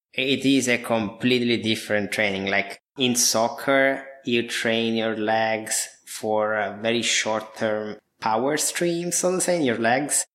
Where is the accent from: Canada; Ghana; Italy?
Italy; Apulia; moved away; I was born and raised in Italy almost 32 years ago now